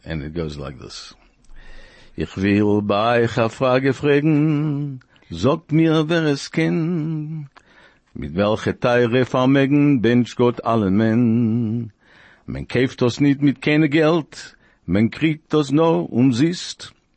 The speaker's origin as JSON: {"language": "English", "country": "Argentina", "moved": "yes", "said": "I come from Argentina"}